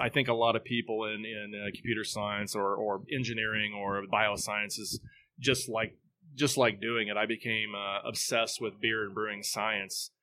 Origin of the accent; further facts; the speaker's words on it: Southeast Kansas, United States; moved away as an adult; now in Topeka, United States; I'm from Southeast Kansas, but I've been in this area since the mid-nineties.